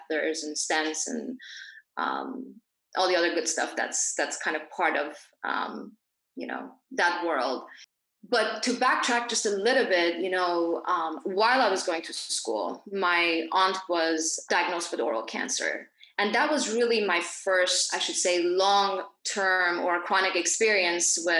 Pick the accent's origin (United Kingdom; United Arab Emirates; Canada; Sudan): United Arab Emirates; Dubai; also born or lived in Iran / Geneva, Switzerland; I grew up in Dubai, but I'm originally from Iran, so I was born there